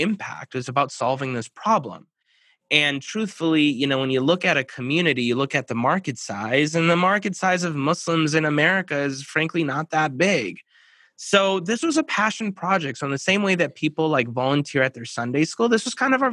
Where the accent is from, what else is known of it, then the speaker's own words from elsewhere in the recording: Minneapolis, Minnesota, United States; I'm from the Minneapolis, Minnesota area. So born and raised